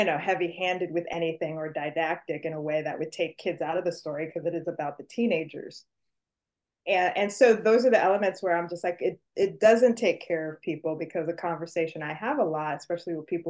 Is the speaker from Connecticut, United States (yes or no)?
no; New York City, New York, United States; I'm from New York City specifically